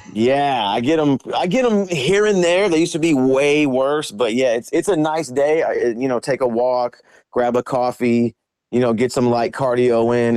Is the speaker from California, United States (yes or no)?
yes; Vallejo, California, United States; I was born and raised in Vallejo, California